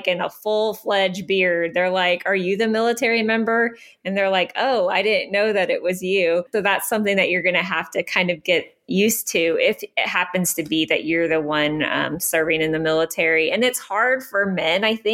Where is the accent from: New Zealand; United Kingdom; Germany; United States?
United States; Pennsylvania; moved away as an adult; now in Biloxi, United States; we're from Pennsylvania.